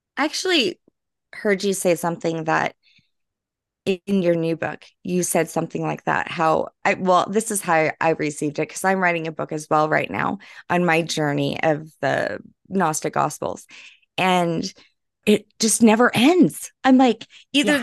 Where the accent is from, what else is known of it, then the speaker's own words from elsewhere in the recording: Louisiana, United States; I'm from Louisiana